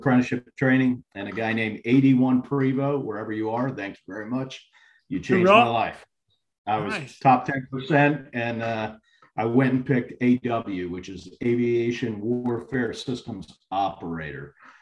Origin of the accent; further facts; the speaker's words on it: Palmyra, New Jersey, United States; moved away; also born or lived in Atlantic Beach, North Carolina; I grew up in Palmyra, New Jersey, and then I moved to Atlantic Beach, North Carolina